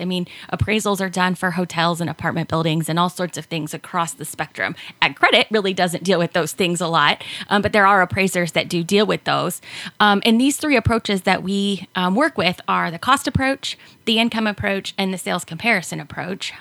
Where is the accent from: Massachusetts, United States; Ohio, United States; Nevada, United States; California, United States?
Ohio, United States; Hancock County, just south of Findlay; now in Van Wert, United States; I grew up in Hancock County, just south of Findlay, um, small farm, and I currently live um, here in Van Wert